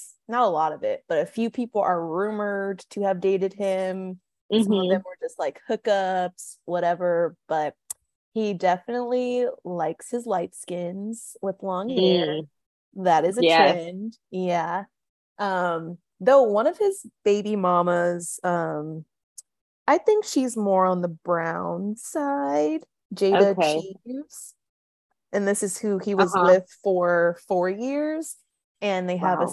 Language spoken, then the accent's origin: English; West Coast, United States; growing up on the West Coast